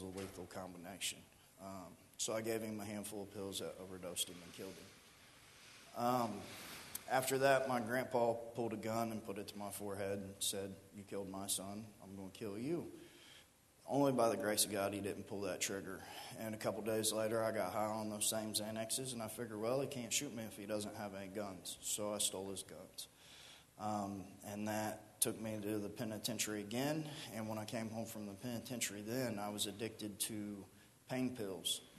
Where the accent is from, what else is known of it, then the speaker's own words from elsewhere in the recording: Miamisburg, Ohio, United States; also born or lived in Riverside, Ohio; I'm 33 years old, and I grew up here in Miamisburg, right here at the end of Kircher Street